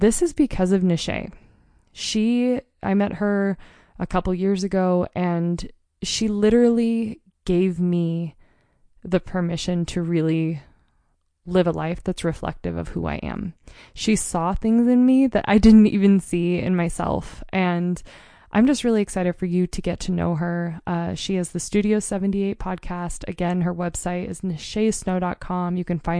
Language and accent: English; Mount Hood, Oregon, United States; now in Montana, United States; where I grew up on Mount Hood. We grew up in a tiny rural mountain town